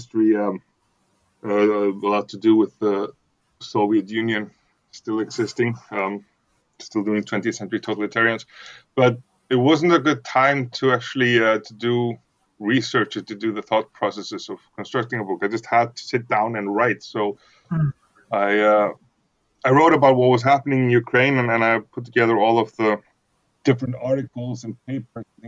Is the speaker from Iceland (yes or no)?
yes; Iceland; English is a second language; I'm from Iceland